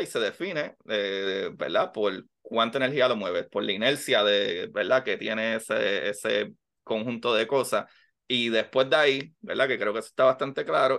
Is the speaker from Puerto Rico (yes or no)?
yes; Puerto Rico; yo soy puertorriqueño